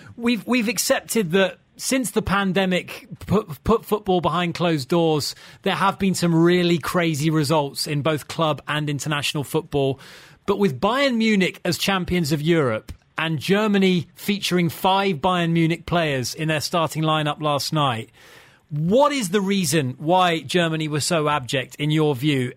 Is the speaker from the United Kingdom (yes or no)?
yes; England, United Kingdom; I'm English